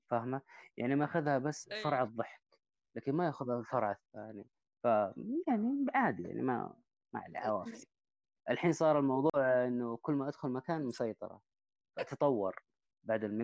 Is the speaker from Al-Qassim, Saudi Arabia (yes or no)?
no; Taif, Makkah Province, Saudi Arabia; برضو من الطائف نفس الفكرة عمري 39